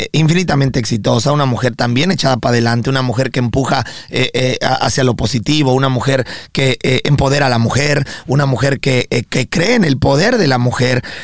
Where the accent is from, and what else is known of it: Mexico; now in Miami, United States